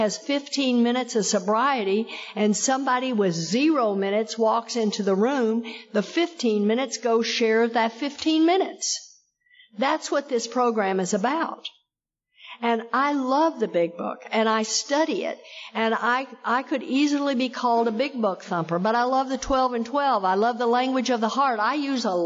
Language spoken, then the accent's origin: English; Texas, United States; I come from Texas. I got sober in Texas